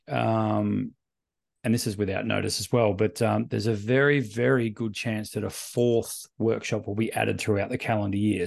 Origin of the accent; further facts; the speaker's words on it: Australia; we're Australian